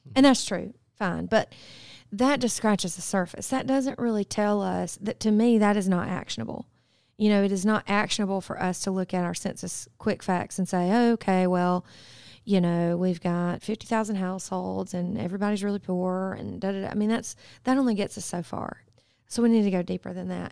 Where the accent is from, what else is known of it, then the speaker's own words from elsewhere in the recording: Spartanburg, South Carolina, United States; accent: Southern; also born or lived in Boiling Springs, South Carolina; now in Athens, United States; I grew up in Spartanburg with my parents